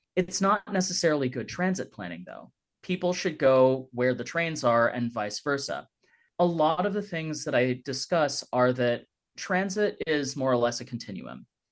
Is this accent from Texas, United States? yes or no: no; San Francisco, California, United States; also born or lived in New York City / Los Angeles; now in Davis, United States; I was born in San Francisco